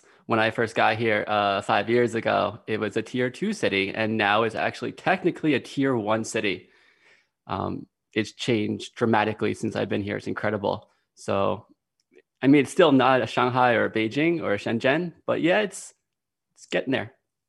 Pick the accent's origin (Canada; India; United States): United States; moved away as an adult; also born or lived in Chengdu, China; now in Shandong, China; I am from America, and I've been living in China for about the last 5 years, like 5.5 years. I spent most of my time in Chengdu. It's a wonderful city. And right now, I'm actually working in Shandong province